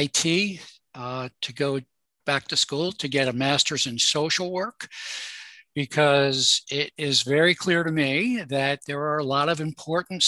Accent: Baltimore, Maryland, United States; I was born in Baltimore. I live near Baltimore, between Baltimore and Washington, D.C.

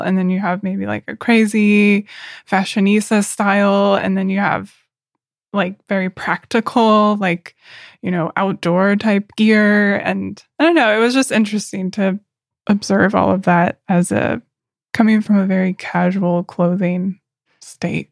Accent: Oklahoma, United States; moved away as an adult; now in Berlin, Germany; I'm from Oklahoma in the U.S., which is very casual, very country

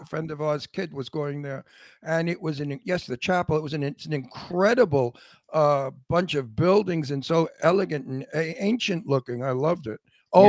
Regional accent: New York City, New York, United States; accent: Brooklyn; because of my Brooklyn accent.

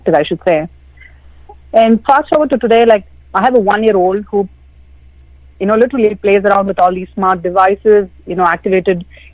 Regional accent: India; growing up in India

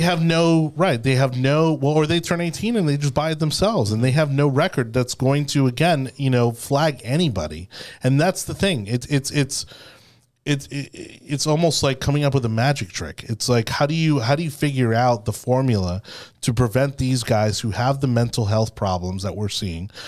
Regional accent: Miami, Florida, United States; I keep wanting to say A one A 'cause I'm from Miami.

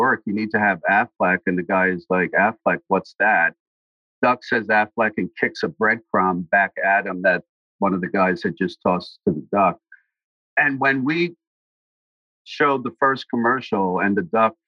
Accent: New York City, New York, United States; a guy that I grew up with in Brooklyn

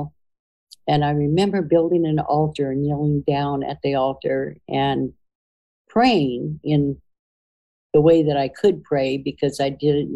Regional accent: United States; as a Native American and part Irish

